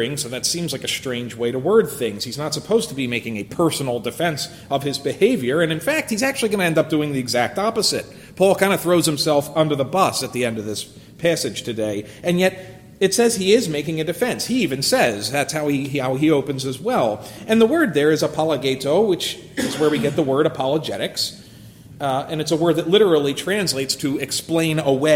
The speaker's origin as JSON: {"language": "English", "country": "United States", "said": "as an American"}